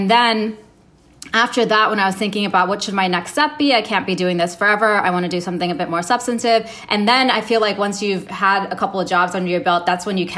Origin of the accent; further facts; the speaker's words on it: Saudi Arabia; moved away; also born or lived in Canada; So I was born in Canada. I moved to Saudi Arabia when I was 2, and my dad worked for the airline.